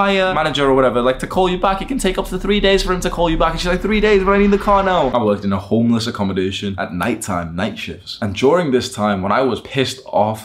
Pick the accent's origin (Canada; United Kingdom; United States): United Kingdom; Warrington, North West England; moved away as an adult; I grew up in a town/city called Warrington